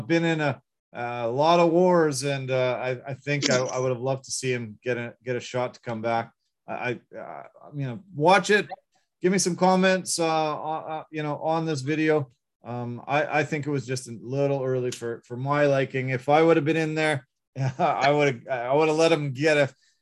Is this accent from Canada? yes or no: yes; Canada; we're Canadian